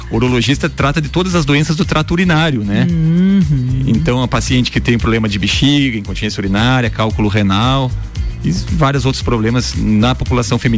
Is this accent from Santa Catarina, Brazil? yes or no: no; Erechim, Rio Grande do Sul, Brazil; now in Lages, Brazil; Eu sou gaúcho, sou de Erechim, no Rio Grande do Sul.